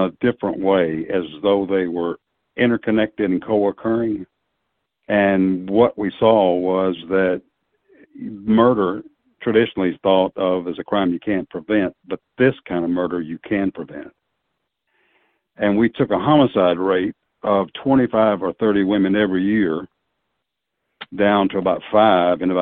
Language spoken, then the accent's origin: English; Tennessee, United States; also born or lived in Wichita, Kansas; migrated back to my home state of Tennessee from Kansas